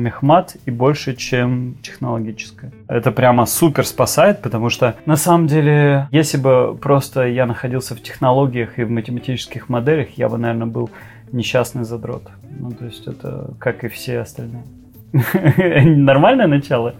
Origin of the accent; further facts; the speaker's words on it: Novosibirsk, Novosibirsk Oblast, Russia; also born or lived in Israel; из Новосибирского Клемгородка.